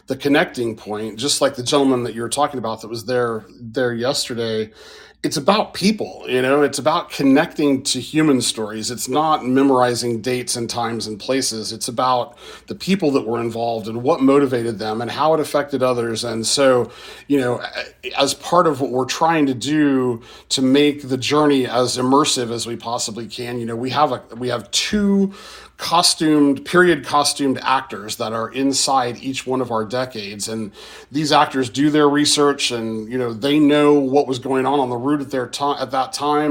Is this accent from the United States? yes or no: yes; Tulsa, Oklahoma, United States; I was born and raised in Tulsa, lived there most of my life